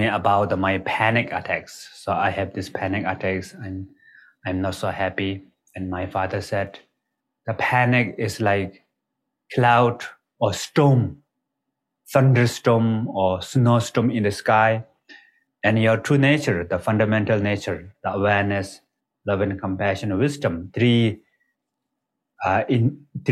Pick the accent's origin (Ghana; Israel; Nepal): Nepal; English is a second language; I was born in Nepal. Is the border between Tibet and Nepal, actually, right next to the border of the Tibet. And all the people in my village are kind of like, they speak Tibetan language